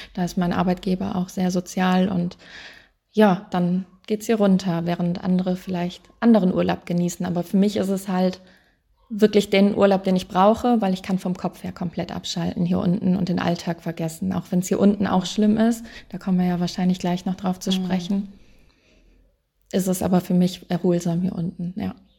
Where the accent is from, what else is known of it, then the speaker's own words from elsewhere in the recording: Wuppertal, North Rhine-Westphalia, Germany; Ich komme aus Wuppertal, oben okay. aus dem NRW